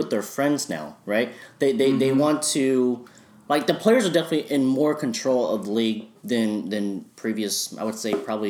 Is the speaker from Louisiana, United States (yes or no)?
no; Dallas, Texas, United States; I have my hometown team, big Mavs fan, excited about every move they make